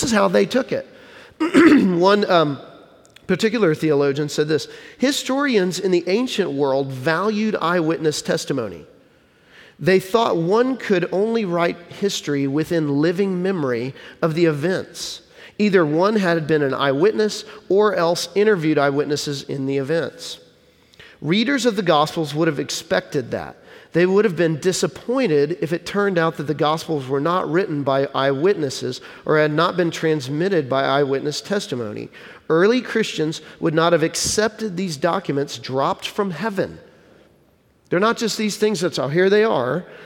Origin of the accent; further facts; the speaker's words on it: Texas, United States; moved away; I'm from Texas originally, and my wife and I both are